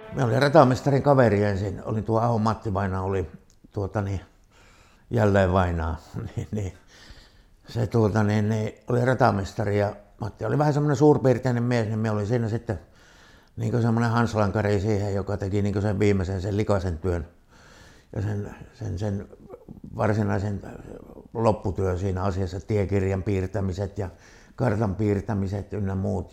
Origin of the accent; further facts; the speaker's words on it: Kaamanen, Lapland, Finland; now in Rovaniemi, Finland; me on itse sieltä Kaamasen perältä, niin takaisin sehän me sieltä on syntyisin